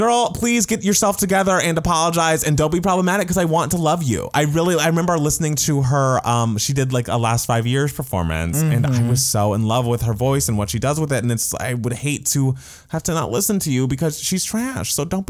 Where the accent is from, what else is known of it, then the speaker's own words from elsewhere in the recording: United States; bitch, I'm American black and I'm fucking amazing